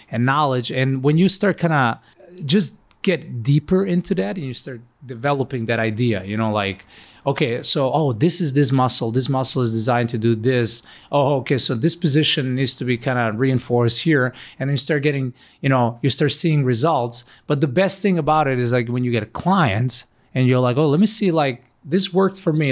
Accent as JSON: {"language": "English", "country": "North Macedonia", "also_born_or_lived": "Ohio", "moved": "as an adult", "lives_now": "United States", "said": "Originally, I come from Macedonia, which is a really small country, far, far away. Moved in America 11 years ago."}